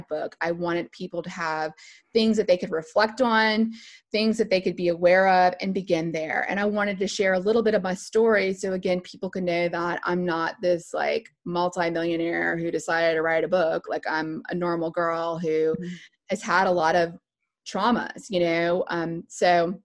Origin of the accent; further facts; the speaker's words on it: Lafayette, Louisiana, United States; I'm originally from Lafayette, Louisiana. And so that's Cajun country.